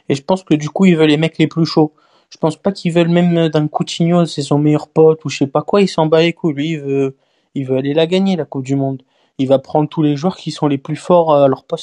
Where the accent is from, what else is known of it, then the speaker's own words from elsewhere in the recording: Marseille, Provence-Alpes-Côte d'Azur, France; Bah, je suis Marseillais, donc bon.